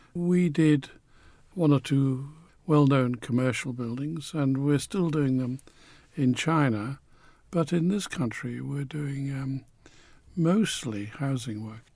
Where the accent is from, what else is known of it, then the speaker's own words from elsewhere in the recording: Newcastle upon Tyne, North East England, United Kingdom; also born or lived in Manchester; I grew up in Newcastle. I identify with Newcastle